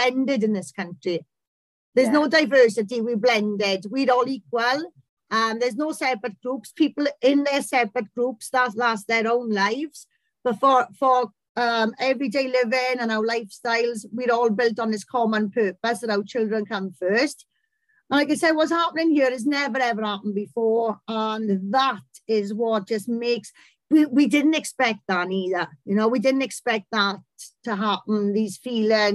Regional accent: Welsh, Wales, United Kingdom; I'm a Welsh pit pony

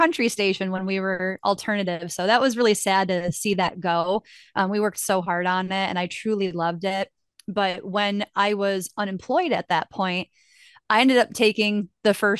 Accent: Rochester, New York, United States; now in Buffalo, United States; I grew up in Rochester

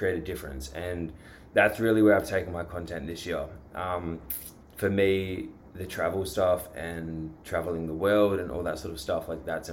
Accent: Australia; I am from Australia

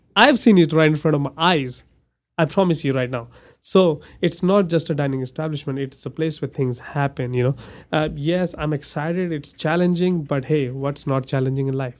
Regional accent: India; now in Amarillo, United States; I'm from India and my religion is Hindu

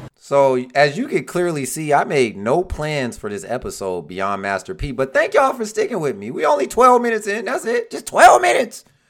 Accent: Detroit, Michigan, United States; I'm from Detroit

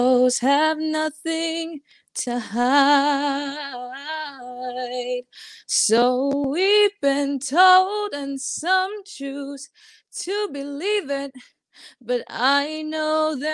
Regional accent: Long Island, New York, United States; I'm from Long Island, New York

